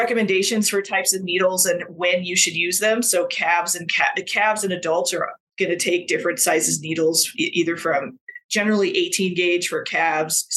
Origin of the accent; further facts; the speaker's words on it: Colorado, United States; I'm originally from Colorado. I still live in Colorado, in Northern Colorado